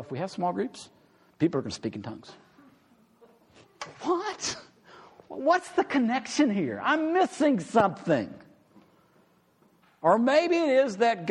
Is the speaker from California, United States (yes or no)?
no; Amarillo, Texas, United States; I grew up in Amarillo